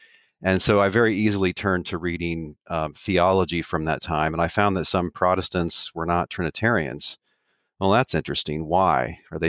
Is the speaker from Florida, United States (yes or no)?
no; Dallas, Texas, United States; born there; I was born in Dallas, Texas to an evangelical family. Was born again and baptized at the age of 7, going on 8.